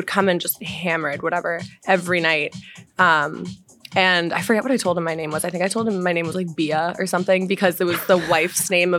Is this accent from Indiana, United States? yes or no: no; Wellesley, Massachusetts, United States; I'm from Wellesley.